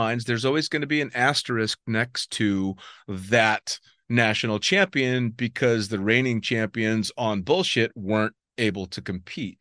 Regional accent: United States; as an American

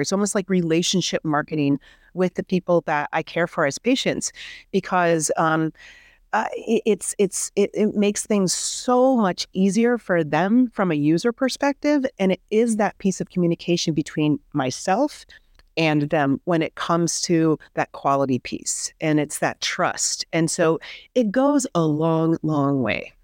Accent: Midwest, United States; born or raised there

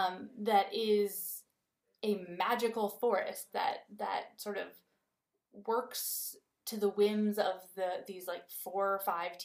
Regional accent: Midwest, United States; I'm from the Midwest, so I'm used to, like, vast tracts of unpopulated by human land, but so much of it is still, it's farmland, right?

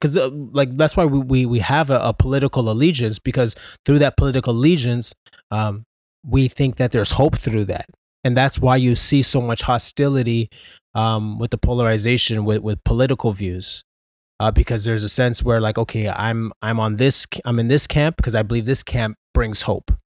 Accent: Canada; also born or lived in Ontario; We're Canadian

